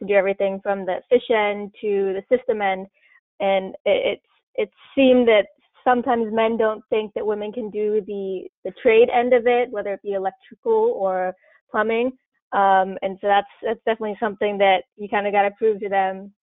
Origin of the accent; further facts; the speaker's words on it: Pennsylvania, United States; also born or lived in Alaska; I'm from Pennsylvania